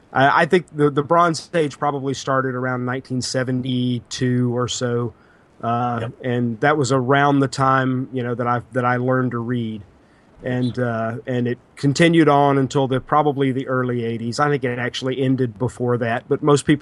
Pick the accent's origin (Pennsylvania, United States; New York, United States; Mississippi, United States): Mississippi, United States; now in Orlando, United States; I grew up in Mississippi, but I live in Orlando, Florida now, and there have been about half a dozen states in between the two.